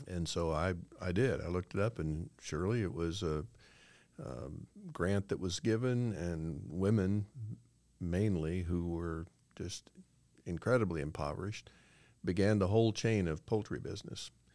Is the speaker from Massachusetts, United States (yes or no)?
no; Illinois, United States; moved away as an adult; also born or lived in Cincinnati, Ohio / Jacksonville, Florida; Brenda and I grew up in Illinois